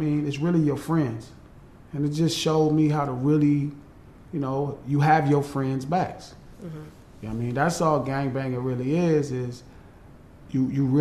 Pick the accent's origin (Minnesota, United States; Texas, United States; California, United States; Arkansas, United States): California, United States; Compton; also born or lived in Watts, Los Angeles; I grew up in Compton and Watts because my mom and my dad broke up when I was younger